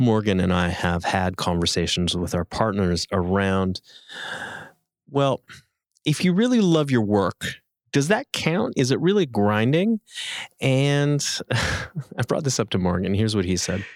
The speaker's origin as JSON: {"language": "English", "country": "Canada"}